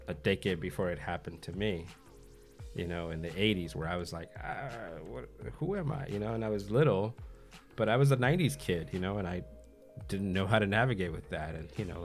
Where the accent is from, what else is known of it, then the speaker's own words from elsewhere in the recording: Los Angeles, California, United States; I was born in Westwood